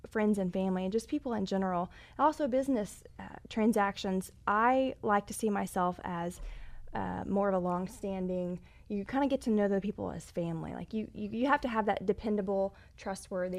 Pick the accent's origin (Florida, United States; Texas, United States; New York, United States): Texas, United States; I'm from Texas. My grandfather bought a ranch, oh, back after the war, and so I grew up taking my horse out there riding.